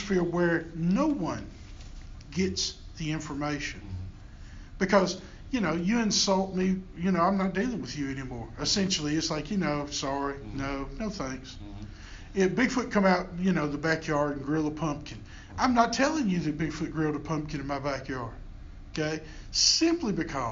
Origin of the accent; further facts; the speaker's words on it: the South, United States; accent: Southern; I speak with a Southern accent, and unapologetically, I was raised in the South